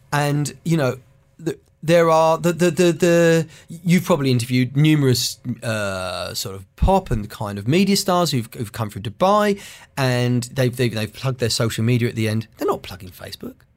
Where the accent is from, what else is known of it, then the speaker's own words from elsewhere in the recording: United Kingdom; I'm a comedian from Britain